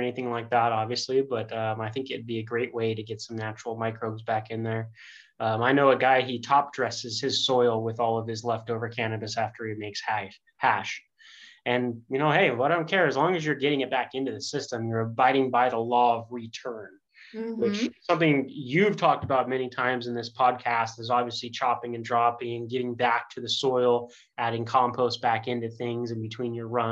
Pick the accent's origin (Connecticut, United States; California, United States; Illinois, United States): California, United States; Bay Area; the time that I grew up in the Bay Area in the 90s and 2000s